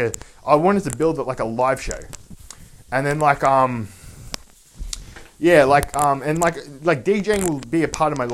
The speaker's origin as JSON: {"language": "English", "country": "Australia", "said": "I was Australian"}